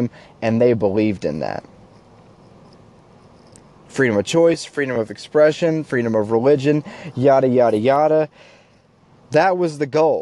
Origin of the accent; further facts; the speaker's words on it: United States; as an American people